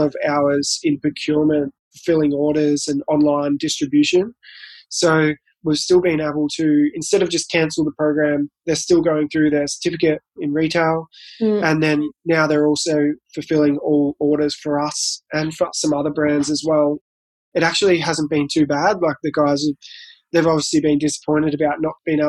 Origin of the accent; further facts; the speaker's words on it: Colac, Victoria, Australia; I'm from Colac, which is a country town past Geelong.